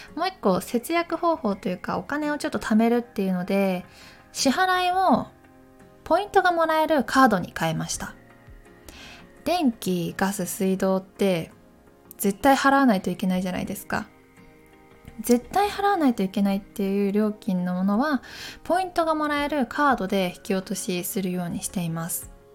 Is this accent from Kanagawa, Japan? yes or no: no; Takayama, Gifu, Japan; moved away as an adult; now in Tokyo, Japan; 出身は岐阜県高山市そして大学を受けまして東京に来ました